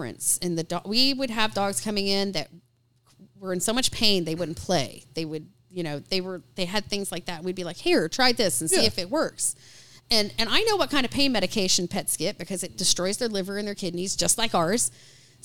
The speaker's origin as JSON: {"language": "English", "town": "Austin", "region": "Texas", "country": "United States", "tie": "born or raised there", "moved": "yes", "lives_now": "Raleigh, United States", "said": "I grew up in Austin, Texas, and it was a big deal down there"}